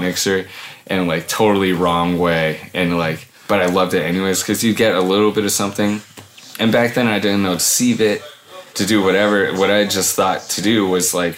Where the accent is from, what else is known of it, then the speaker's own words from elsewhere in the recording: Hawaii, United States; now in Portland, United States; I grew up in Hawaii